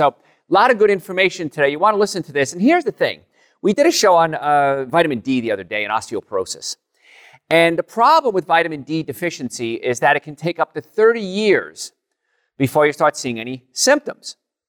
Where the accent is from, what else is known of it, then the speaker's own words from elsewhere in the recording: Jersey City, New Jersey, United States; born there; My father fell off a ladder before I was born in Jersey City, New Jersey.